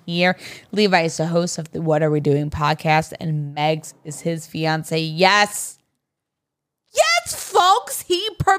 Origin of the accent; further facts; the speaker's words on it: Amityville, New York, United States; So I grew up on Long Island. Amityville. The Amityville.